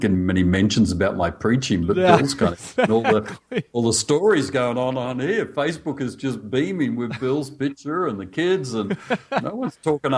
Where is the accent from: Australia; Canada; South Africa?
Australia; accent: Australian; I'm speaking Australian.